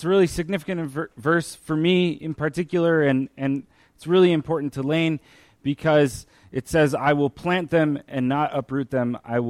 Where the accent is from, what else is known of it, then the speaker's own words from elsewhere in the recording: northern Mexico, Mexico; also born or lived in Michigan, United States; So I was born in Michigan. I said for a long time that I was from Michigan. And when I was five, my parents, who always wanted to be missionaries, had an opportunity to be missionaries in Mexico.